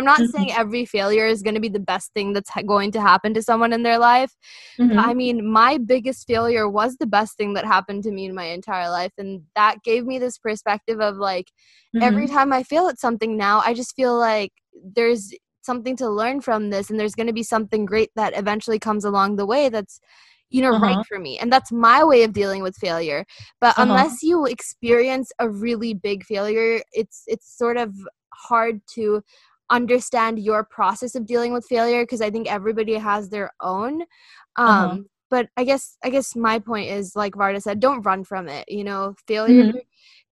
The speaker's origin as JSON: {"language": "English", "country": "India", "tie": "born or raised there", "moved": "yes", "said": "growing up in India"}